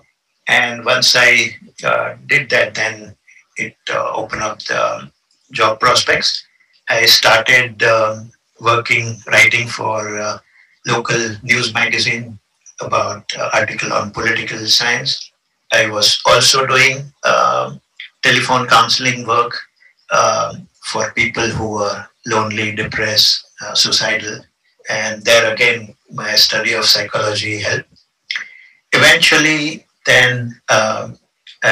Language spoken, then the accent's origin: English; India; moved away as an adult; now in Vienna, Austria; in 1992, I was selected from India to take part in 3 months exchange program